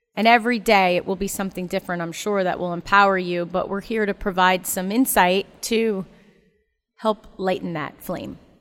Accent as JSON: {"language": "English", "town": "Ocala", "region": "Florida", "country": "United States", "tie": "born or raised there", "said": "growing up in Ocala"}